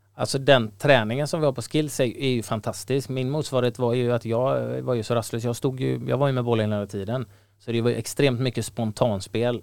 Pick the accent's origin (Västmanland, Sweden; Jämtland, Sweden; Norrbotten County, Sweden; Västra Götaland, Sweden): Västra Götaland, Sweden; Gothenburg; när jag växte upp i Göteborg